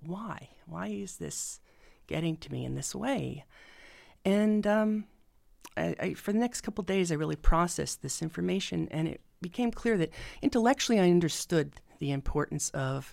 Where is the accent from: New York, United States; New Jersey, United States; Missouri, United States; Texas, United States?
New Jersey, United States; now in Indiana, United States; I'm from New Jersey